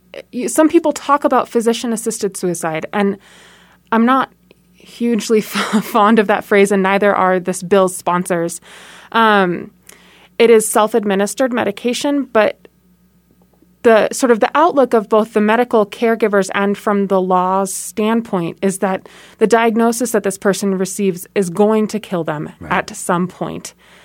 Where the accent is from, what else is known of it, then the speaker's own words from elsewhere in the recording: San Francisco, California, United States; So I was born in Southern California and grew up in San Francisco. I lived in San Francisco from 1990 to 1999, where my dad served a church in downtown San Francisco.